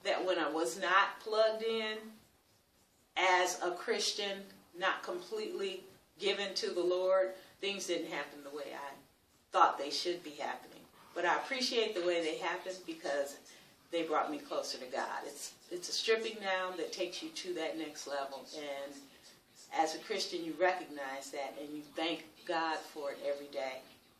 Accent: Michigan, United States; I'm from the United States in Michigan.

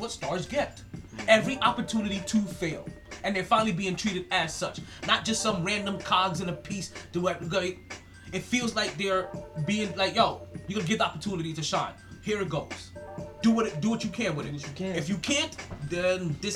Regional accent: New York City, New York, United States; I'm a New Yorker

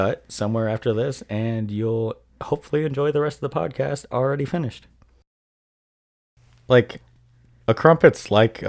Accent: United States; We're so American.

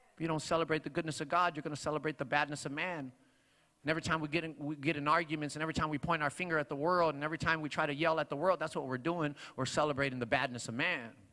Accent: Long Beach, California, United States; also born or lived in Paramount, California; I grew up on that side of Long Beach, like far west side. That I grew up on Wilmington and Carson

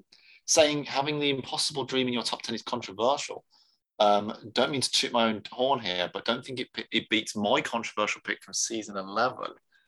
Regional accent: Danville, California, United States; I'm from the San Francisco Bay Area, and the classic restaurant scene from Mrs. Doubtfire was filmed at Bridges Restaurant in my hometown of Danville, California.

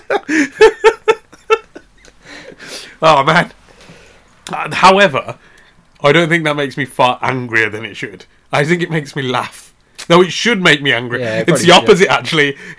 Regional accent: England, United Kingdom; we're English

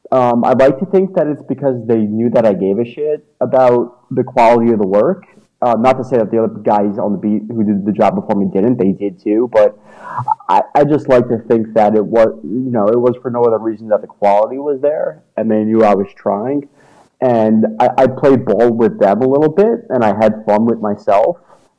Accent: New York City, New York, United States; also born or lived in Starkville; I came from New York City, and I lived in Auburn, Alabama for about 10 months, but that was a real brief time period for me.

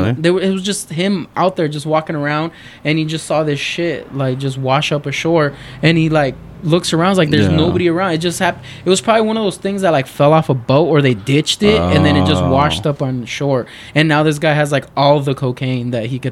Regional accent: Culiacán, Sinaloa, Mexico; We're from Culiacán, Sinaloa. And Sinaloa. Yeah, there's a lot of cartels over there.

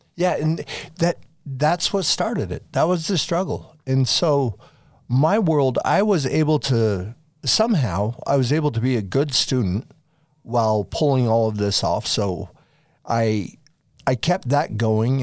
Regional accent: Farmington, Utah, United States; also born or lived in France / Las Vegas, Nevada / East Coast; I grew up in Farmington, Utah, more or less, from the time I was eight. We lived in France for a couple years when I was younger

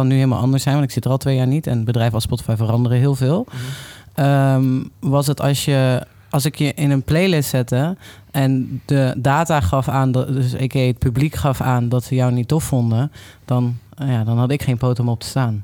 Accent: Limburg, Netherlands; ik kom uit Limburg.

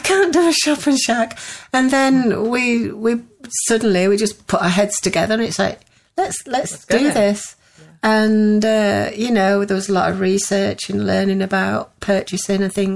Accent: Pudsey, Yorkshire and the Humber, United Kingdom; also born or lived in Leeds; Leeds where I was born, and Pudsey's where I moved to after 10 weeks old, and a lot of my family are from Pudsey

